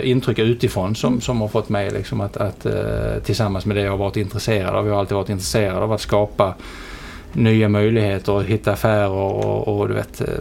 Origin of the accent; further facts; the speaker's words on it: Helsingborg, Skåne, Sweden; accent: Scanian; moved away; also born or lived in London; Helsingborg är, jag uppvuxen i.